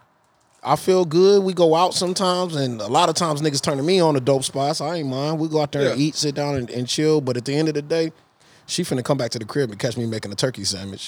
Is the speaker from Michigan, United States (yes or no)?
no; San Antonio, Texas, United States; I'm from San Antonio